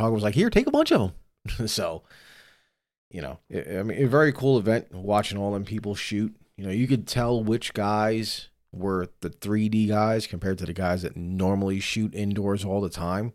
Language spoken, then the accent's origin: English; New York, United States; I'm from New York